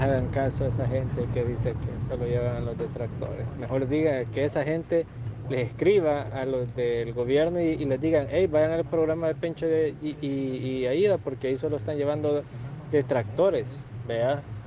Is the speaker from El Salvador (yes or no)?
yes; El Salvador; como salvadoreño